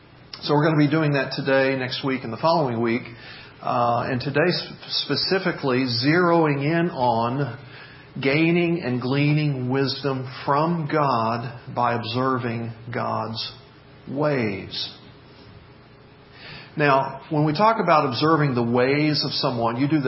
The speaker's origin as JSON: {"language": "English", "town": "Memphis", "region": "Tennessee", "country": "United States", "tie": "born or raised there", "said": "when I was growing up in the Memphis area"}